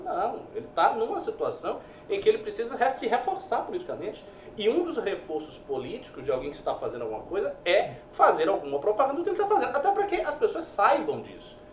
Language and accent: Portuguese; Bahia, Brazil; lá no meu estado, na Bahia